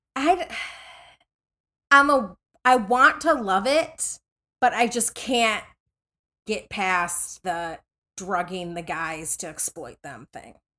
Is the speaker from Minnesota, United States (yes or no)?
yes; Minnesota, United States; I grew up in Minnesota